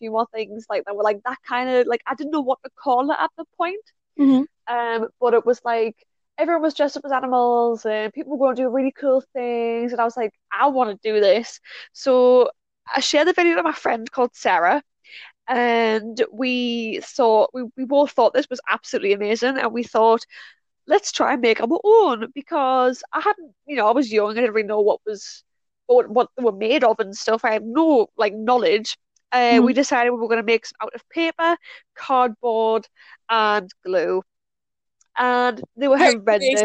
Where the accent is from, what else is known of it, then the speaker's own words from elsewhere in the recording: North East England, United Kingdom; I am from Northeast UK, England to be precise